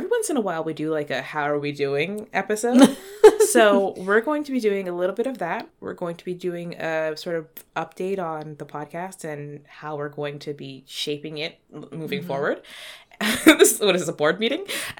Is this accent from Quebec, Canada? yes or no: no; Toronto, Ontario, Canada; For context, also, we are Toronto people from Toronto. These are Toronto specifics.